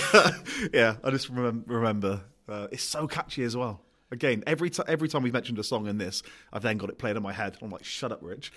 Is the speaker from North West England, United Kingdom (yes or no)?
no; Gloucester, South West England, United Kingdom; I'm from Gloucester